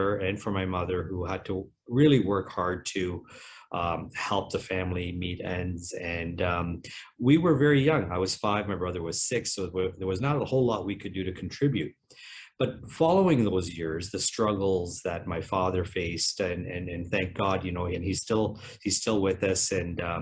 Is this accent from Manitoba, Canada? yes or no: no; Cambridge, Ontario, Canada; born or raised there; also born or lived in England